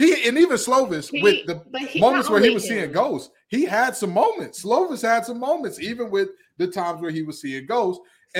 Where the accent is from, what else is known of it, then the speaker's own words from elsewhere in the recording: Midwest, United States; See, I'm a Midwesterner, so I get it a little bit more.